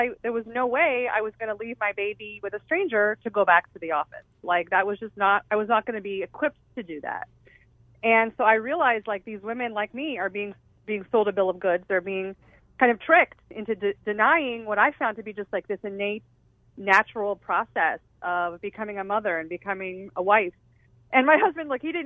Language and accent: English; Southern California, United States; I grew up in Southern California